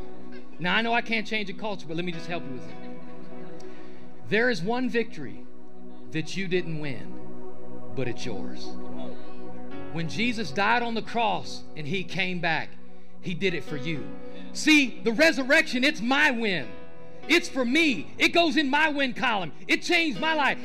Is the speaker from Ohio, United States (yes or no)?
yes; Ohio, United States; moved away; I'm from Ohio. I am a Buckeye fan.